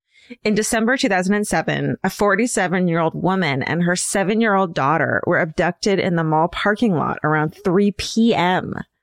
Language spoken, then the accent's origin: English; Boca Raton, Florida, United States; I grew up in Boca Raton, Florida, which is best known for being where your Jewish friends' grandparents live.